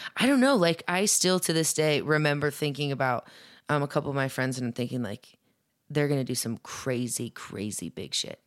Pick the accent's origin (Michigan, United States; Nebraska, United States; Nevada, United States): Nebraska, United States; Papillion; also born or lived in Omaha, Nebraska / Lincoln, Nebraska; I'm from Omaha, but, or I'm, I'm from Papillion